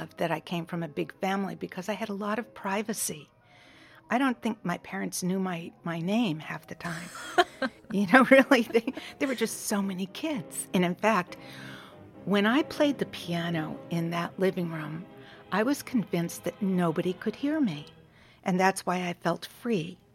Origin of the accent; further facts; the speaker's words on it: Quincy, Massachusetts, United States; I grew up in Quincy, Massachusetts